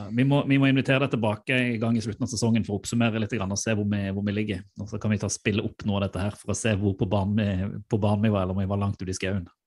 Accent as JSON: {"language": "Norwegian", "region": "Sørlandet", "country": "Norway", "said": "jeg er jo sørlending"}